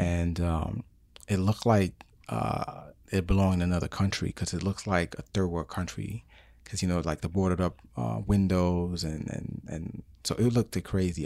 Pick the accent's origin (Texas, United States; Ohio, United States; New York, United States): New York, United States; New York City; moved away; I was born in New York City and raised in New York City